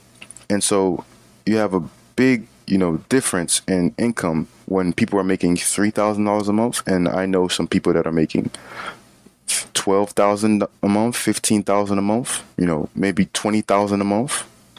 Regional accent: Florida, United States; I'll have to pay an extra fee because I'm not from New York, I'm from Florida, for example.

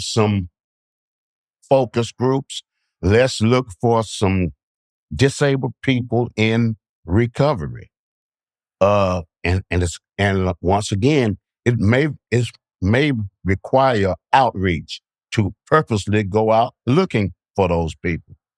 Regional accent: Bainbridge, Georgia, United States; I'm from Bainbridge, Georgia

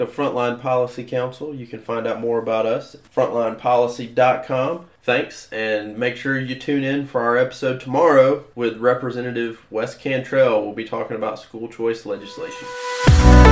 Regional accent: Montana, United States; also born or lived in Cartersville, Georgia; now in White, Georgia, United States; I grew up on a farm in rural Montana.

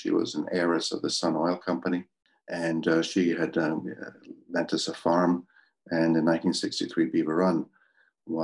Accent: Glencraig, Northern Ireland, United Kingdom; And where I did land was in Camp Hill, Glencraig, outside of Belfast, Northern Ireland.

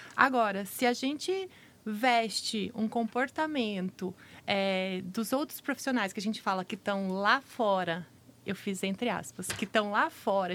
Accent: Araçatuba, São Paulo, Brazil; now in Campo Grande, Brazil; Tô falando lá da minha cidade, Araçatuba

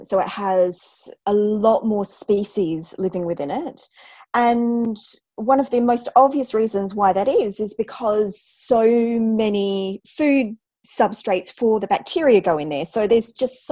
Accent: Australia; accent: Antipodean; moved away as an adult; now in London, United Kingdom; I'm obviously Australian

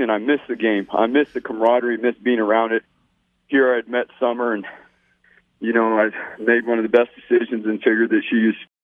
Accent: Corona, California, United States; moved away as an adult; now in Boise, United States; I grew up in Southern California in a city called Corona.

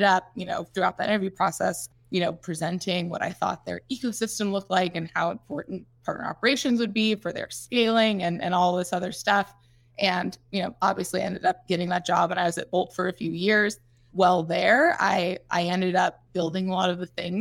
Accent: Chicago, Illinois, United States; moved away; also born or lived in North Carolina / California; I'm from Chicago originally

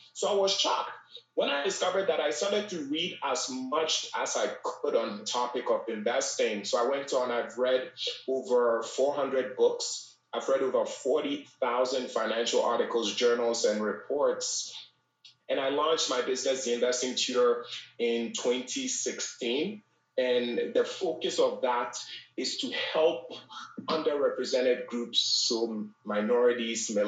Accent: Ghana; moved away; also born or lived in Bronx, New York, United States; I was born and raised in Ghana, West Africa

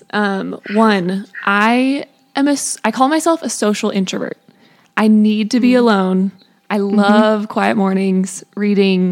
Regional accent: Colorado, United States; I grew up in Colorado, went to CCU for school

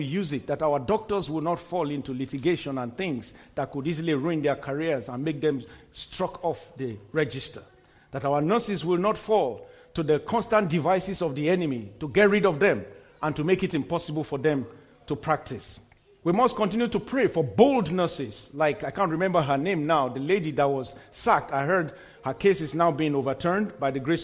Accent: Kano, Kano State, Nigeria; I was born in Kano, in the very northern city in Nigeria, a very, very strong stronghold till today of the Islamic faith

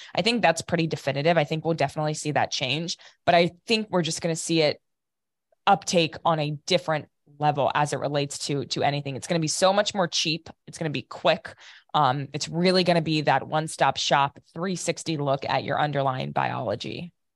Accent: Piqua, Ohio, United States; I'm from north of Dayton, Ohio, a really small town called Piqua.

